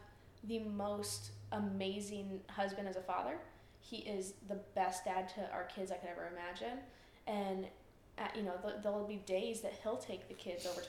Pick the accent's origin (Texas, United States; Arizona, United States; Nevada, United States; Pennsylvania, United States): Arizona, United States; Tucson; moved away; I'm from Arizona originally.